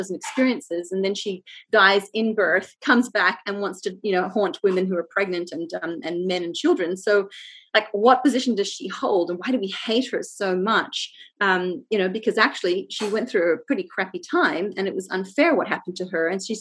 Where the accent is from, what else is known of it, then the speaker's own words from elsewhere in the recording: Jakarta, Indonesia; now in Australia; I grew up in Indonesia and Jakarta